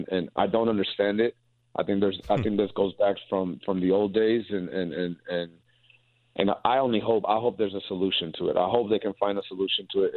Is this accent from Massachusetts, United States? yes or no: no; South Carolina, United States; now in Indiana, United States; I grew up in South Carolina